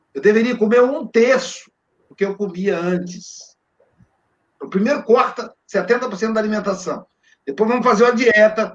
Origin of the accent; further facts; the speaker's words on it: Minas Gerais, Brazil; Eu sou mineiro